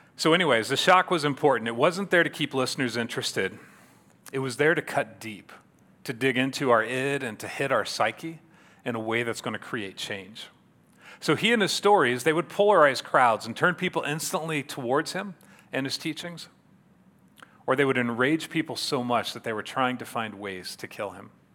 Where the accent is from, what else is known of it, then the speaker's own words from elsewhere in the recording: Yorktown, Indiana, United States; I grew up here in Yorktown, so I was a native here